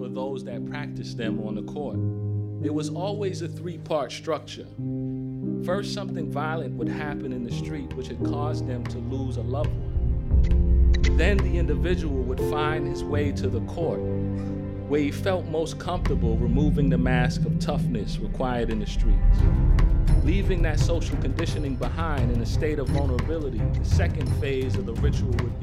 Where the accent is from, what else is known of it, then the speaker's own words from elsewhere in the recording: Boston, Massachusetts, United States; growing up in Roxbury, inner city Boston